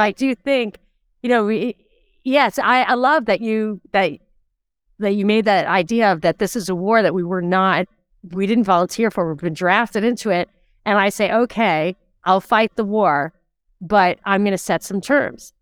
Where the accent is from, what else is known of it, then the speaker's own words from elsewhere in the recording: New York, United States; growing up in New York with mosquito bites and humidity